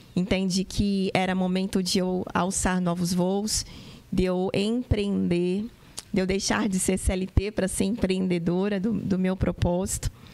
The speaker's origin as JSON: {"language": "Portuguese", "town": "Santos", "region": "São Paulo", "country": "Brazil", "said": "lá na cidade de Santos, eu sou santista"}